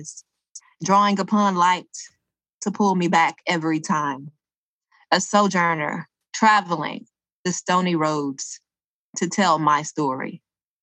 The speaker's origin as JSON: {"language": "English", "town": "Dublin", "region": "Georgia", "country": "United States", "tie": "born or raised there", "said": "I grew up in a little small town in Georgia called Dublin, Georgia."}